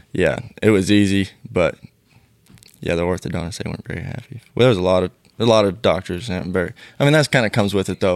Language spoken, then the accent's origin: English; Canby, Oregon, United States; I grew up in Canby, Oregon